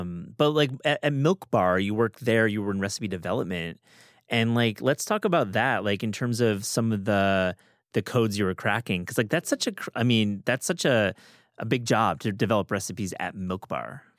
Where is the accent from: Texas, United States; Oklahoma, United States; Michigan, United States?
Michigan, United States; West; I grew up in West Michigan